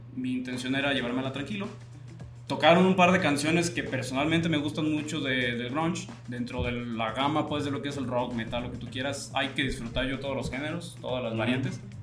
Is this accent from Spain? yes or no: no; Atotonilco el Alto, Jalisco, Mexico; mi pueblo, es un pueblo que tiene muchas características